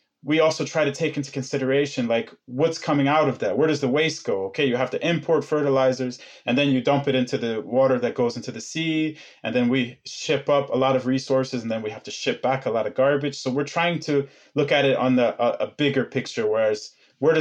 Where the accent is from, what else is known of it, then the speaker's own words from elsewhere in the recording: Ohio, United States; moved away as an adult; now in Longyearbyen, Norway; I grew up in Ohio and the U.S.